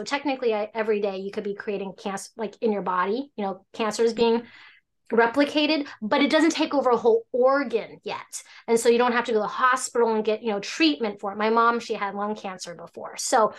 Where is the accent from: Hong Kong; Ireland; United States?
Hong Kong; So I'm from Hong Kong. So essentially, my family was from China.